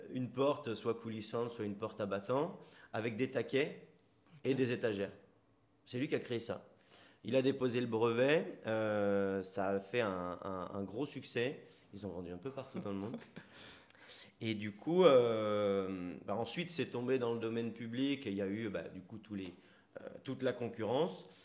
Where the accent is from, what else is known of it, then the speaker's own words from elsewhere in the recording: Sartrouville, Île-de-France, France; moved away as an adult; also born or lived in Bezons, Val-d'Oise; now in Bordeaux, France; Moi, à la base, je viens du 78, euh, dans les Yvelines. Je viens de Sartrouville. D'accord. ensuite, j'ai déménagé à 11 ans à Beson, dans le 95